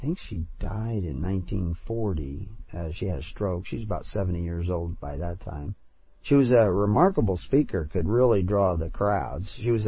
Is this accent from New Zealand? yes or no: no; United States; accent: American; my American accent